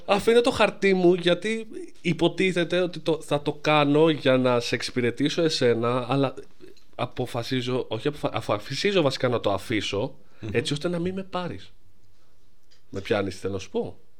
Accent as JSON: {"language": "Greek", "country": "Greece", "said": "όλοι σαν Έλληνες"}